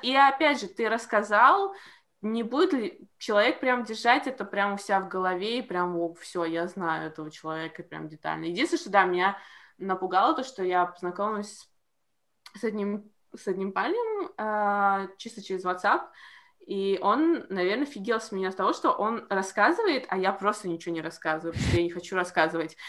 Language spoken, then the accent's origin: Russian; Latvia; я из Латвии